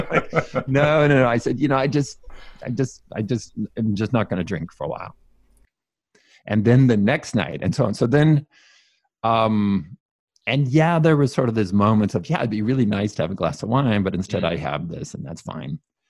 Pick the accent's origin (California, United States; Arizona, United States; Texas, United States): California, United States; So I grew up Mormon. I grew up in California, very strong Mormon family.